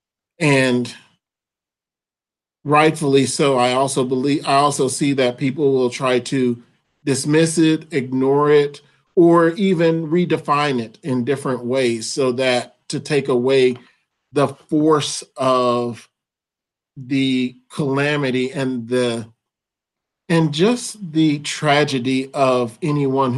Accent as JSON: {"language": "English", "town": "Atlanta", "region": "Georgia", "country": "United States", "also_born_or_lived": "Dallas, Texas / Louisville, Kentucky", "moved": "as an adult", "lives_now": "Grand Rapids, United States", "said": "I am originally from Atlanta, Georgia"}